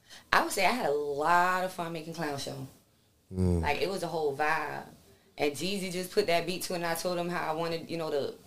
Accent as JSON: {"language": "English", "region": "New York", "country": "United States", "tie": "born or raised there", "said": "I'm born and raised in New York. So I grew up around that."}